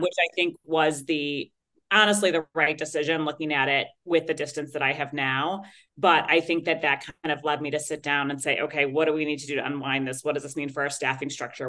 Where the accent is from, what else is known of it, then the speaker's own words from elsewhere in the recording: Chicago, Illinois, United States; my hometown of chicago